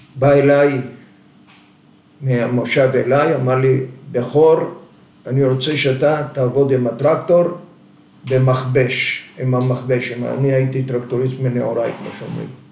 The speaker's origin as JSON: {"language": "Hebrew", "area": "Moshav Yatzitz near Mazkeret Batya", "region": "Central District", "country": "Israel", "tie": "born or raised there", "also_born_or_lived": "Zanzur, Libya / Tripoli, Libya", "said": "עלינו לארץ, ישבנו במושב על יד, אה, מושב יציץ על יד מזכרת בתיה. אני מגיל אה, עשר עבדתי במשק"}